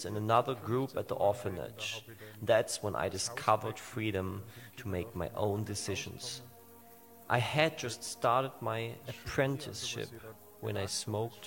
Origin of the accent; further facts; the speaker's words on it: Bregenz, Vorarlberg, Austria; about 20 miles away from my hometown of Bregenz